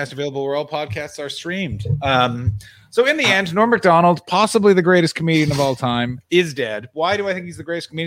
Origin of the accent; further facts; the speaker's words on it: Ottawa, Ontario, Canada; moved away; I will be in my hometown of Ottawa, Ontario, Canada